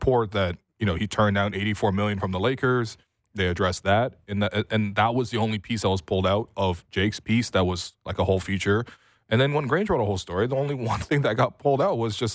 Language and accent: English; Canada; growing up as a Canadian